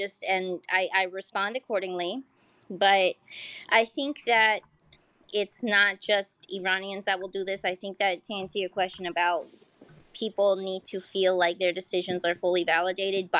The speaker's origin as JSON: {"language": "English", "country": "United States", "tie": "born or raised there", "said": "I was born in the US."}